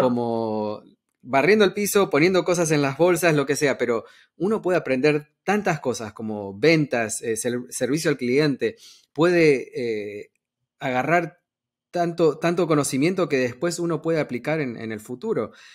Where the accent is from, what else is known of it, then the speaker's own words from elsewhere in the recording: Argentina; now in United States; yo soy de Argentina